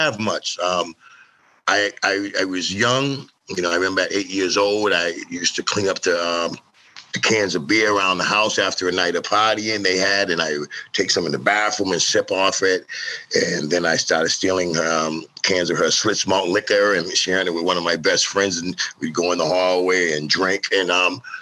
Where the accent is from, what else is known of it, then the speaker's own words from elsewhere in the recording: Lowell, Massachusetts, United States; I'm from Lowell, Mass. I grew up in a family. It was seven of us in a four-bedroom apartment in the projects in Lowell